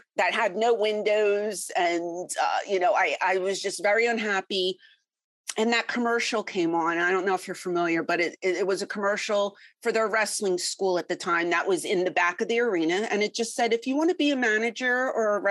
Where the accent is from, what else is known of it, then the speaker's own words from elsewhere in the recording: Philadelphia, Pennsylvania, United States; I'm originally from Philly.